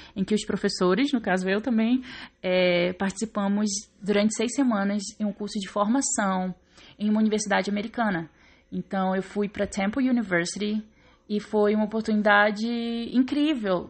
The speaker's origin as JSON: {"language": "Portuguese", "town": "Belém", "region": "Pará", "country": "Brazil", "tie": "born or raised there", "said": "Eu sou de Belém do Pará, como eu já disse. Eu cresci num bairro na periferia de Belém chamado Águas Lindas"}